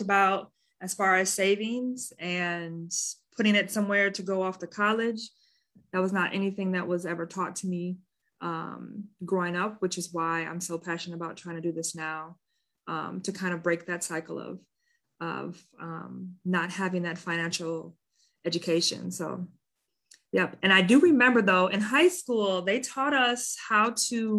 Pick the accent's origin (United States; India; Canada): United States; Madison, Wisconsin; now in Milwaukee, United States; I grew up in Madison, Wisconsin, the capital of Wisconsin.